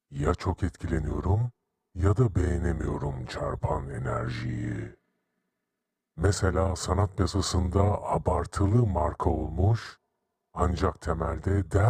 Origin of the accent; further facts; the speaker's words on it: Istanbul, Turkey; born there; 1974 yılında İstanbul'da dünyaya geldim.